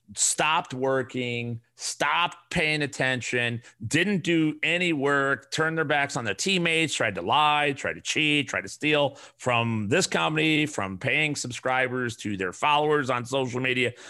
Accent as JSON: {"language": "English", "town": "Chicago", "region": "Illinois", "country": "United States", "said": "I'm from the South Side. I'm a Chicago guy"}